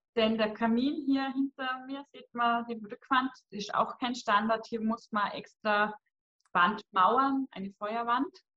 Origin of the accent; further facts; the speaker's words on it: Vorarlberg, Austria; bei uns im Ländle in Lustenau vor Ort